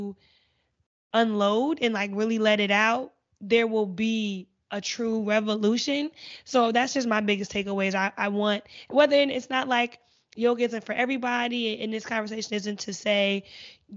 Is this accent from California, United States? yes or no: no; New Jersey, United States; moved away; I'm from Jersey. When I went back home